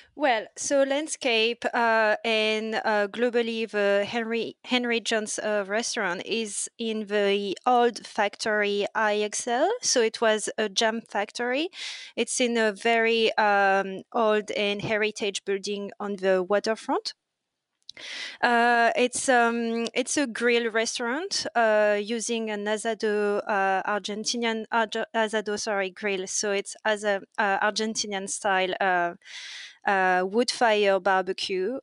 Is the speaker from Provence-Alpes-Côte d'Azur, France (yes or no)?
no; near Paris, Île-de-France, France; English is a second language; moved away as an adult; also born or lived in Bordeaux; now in Australia; I grew up near Paris, um, but before coming in Australia, I was living in Bordeaux.